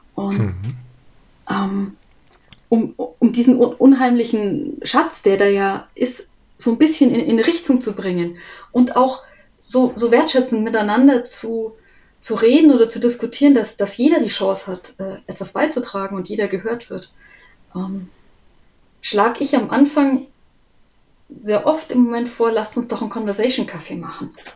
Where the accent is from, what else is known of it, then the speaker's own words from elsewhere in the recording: Munich, Bavaria, Germany; ich bin aus München